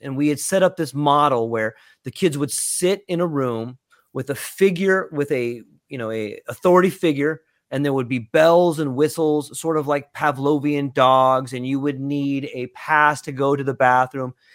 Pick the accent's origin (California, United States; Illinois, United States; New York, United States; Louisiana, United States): California, United States; Southern; now in Hawaii, United States; I was born and raised in Southern California